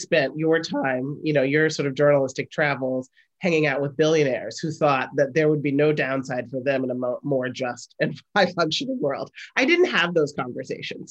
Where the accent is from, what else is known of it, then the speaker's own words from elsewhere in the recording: Chicago, Illinois, United States; I'm from Chicago